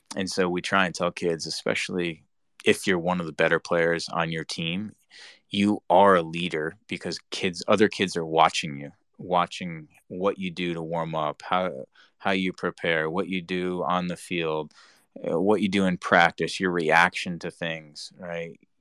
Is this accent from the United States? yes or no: yes; Rhode Island, United States; moved away; Rhode Island, my home state, you know, and growing up there